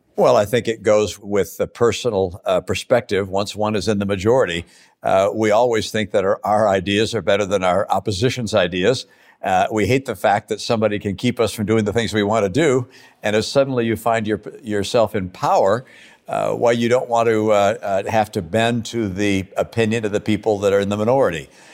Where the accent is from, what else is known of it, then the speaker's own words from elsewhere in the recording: Michigan, United States; moved away; also born or lived in Massachusetts / Utah; growing up in Michigan as a Republican